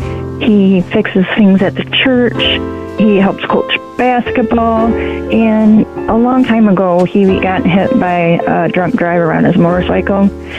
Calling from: Blanchard, Michigan, United States

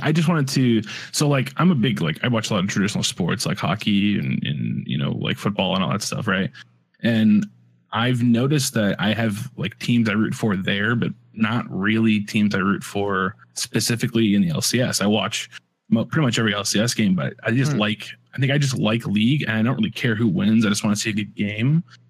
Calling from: Chicago, Illinois, United States; I am calling in from sunny Chicago.

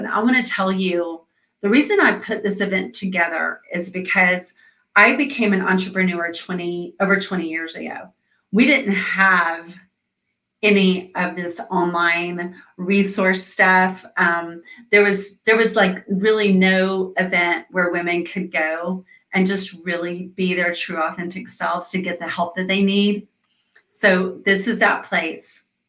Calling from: Atlanta, Georgia, United States; So I am talking from Atlanta, Georgia

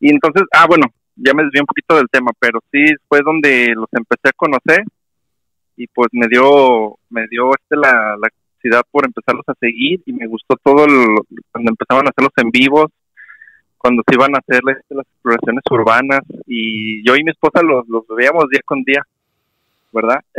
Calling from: Guadalajara, Jalisco, Mexico; de Guadalajara, Jalisco.

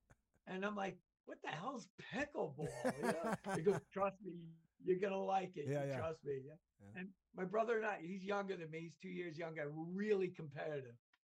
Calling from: Connecticut, United States

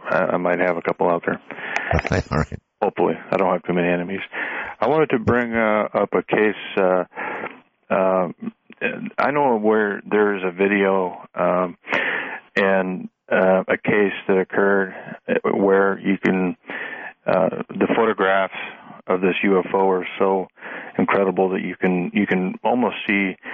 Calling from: Pacific Northwest, United States; I'm calling from the Pacific Northwest.

